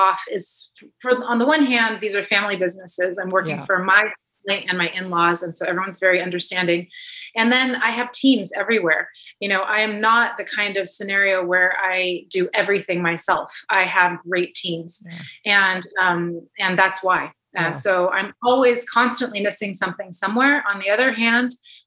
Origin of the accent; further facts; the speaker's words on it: Napa, California, United States; moved away as an adult; now in Burgundy, France; I was born in Napa, and my grandparents bought our family property in 1955